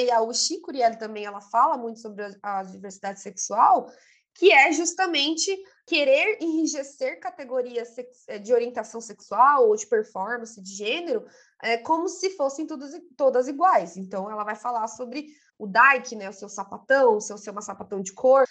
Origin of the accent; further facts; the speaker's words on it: São Paulo, Brazil; eu sou de Taquera. Itaquera, Zona Leste